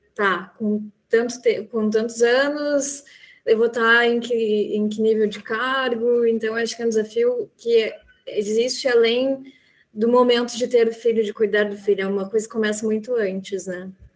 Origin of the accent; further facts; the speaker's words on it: interior of Rio Grande do Sul, Brazil; also born or lived in Porto Alegre; now in Florianópolis, Brazil; eu nasci no interior do Rio Grande do Sul, uma cidadezinha pequenininha, aí depois eu fui para Porto Alegre e hoje eu moro em Florianópolis